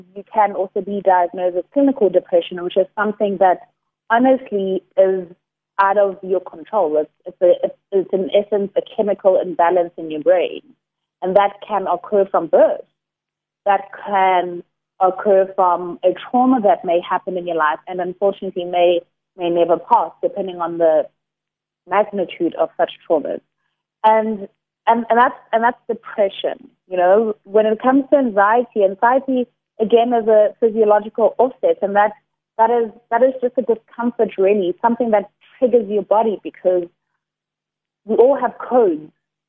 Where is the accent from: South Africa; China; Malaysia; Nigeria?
South Africa; Durban, KwaZulu-Natal; now in Cape Town, South Africa; I'm originally from Durban, currently based in Cape Town